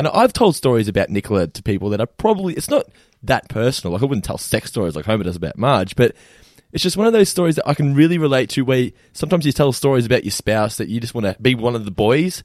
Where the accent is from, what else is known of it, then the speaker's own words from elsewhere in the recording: Geelong, Victoria, Australia; We were born and raised in Geelong